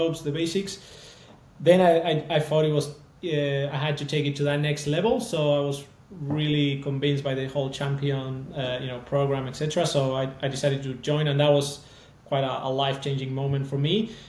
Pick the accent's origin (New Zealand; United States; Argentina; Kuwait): Argentina; moved away; So I'm also from Argentina